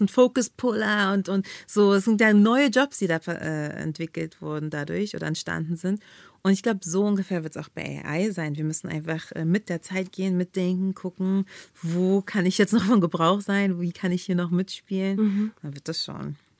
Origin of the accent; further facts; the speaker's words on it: Berlin, Germany; in Berlin, so meine Stadt, wo ich groß geworden bin